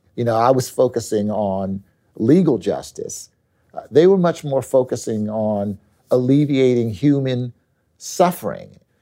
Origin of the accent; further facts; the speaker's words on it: Philadelphia, Pennsylvania, United States; I came back to my hometown of Philadelphia